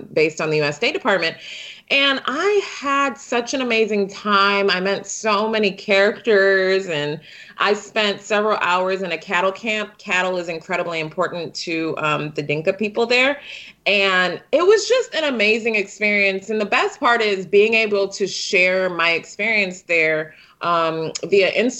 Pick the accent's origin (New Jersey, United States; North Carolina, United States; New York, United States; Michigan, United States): Michigan, United States; Detroit; I was born and raised in Detroit